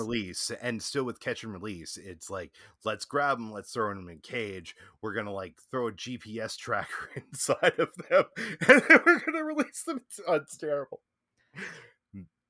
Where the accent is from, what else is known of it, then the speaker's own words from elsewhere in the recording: Virginia, United States; I'm from Virginia